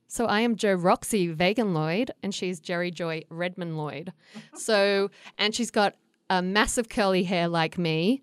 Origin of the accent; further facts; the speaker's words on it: Australia; moved away as an adult; also born or lived in United States; I grew up in Australia where it gets so hot.